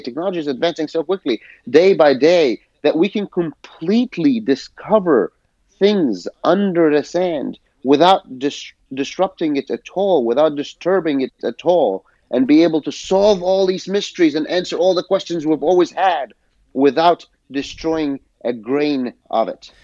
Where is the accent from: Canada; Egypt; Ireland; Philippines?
Egypt; I uh, was born and I grew up in Egypt